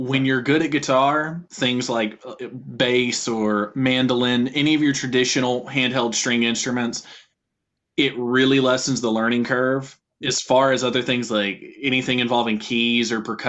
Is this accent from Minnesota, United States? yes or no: no; Louisville, Kentucky, United States; now in Lexington, United States; I'm originally from Louisville, Kentucky. In 2020, I moved to Lexington